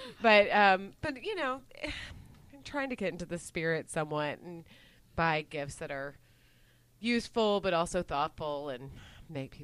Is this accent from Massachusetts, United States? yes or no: no; Dallas, Texas, United States; I grew up in Dallas